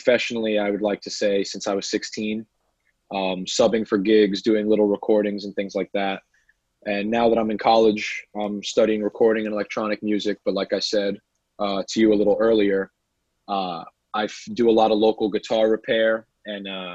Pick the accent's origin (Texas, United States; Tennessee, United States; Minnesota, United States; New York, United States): New York, United States; New York City; also born or lived in California; I was born in Sheepshead Bay, Brooklyn